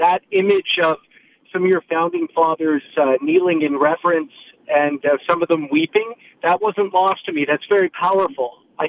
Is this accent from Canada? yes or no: yes; Canada; as a Canadian